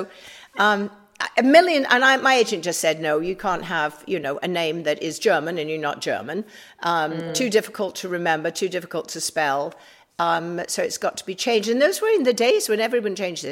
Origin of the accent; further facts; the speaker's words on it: England, United Kingdom; moved away as an adult; now in United States; I've been in America longer now than I have in England